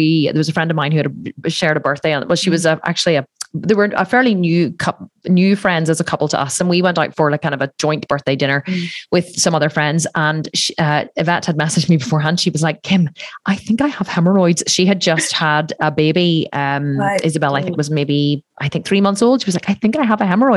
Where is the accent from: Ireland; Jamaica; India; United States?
Ireland; I'm Irish and it's a very Catholic country. So like you're just brought up to believe that you're bad